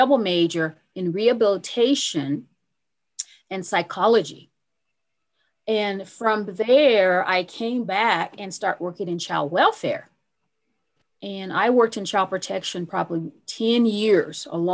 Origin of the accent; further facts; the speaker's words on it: Pueblo, Colorado, United States; I grew up in Pueblo, Colorado.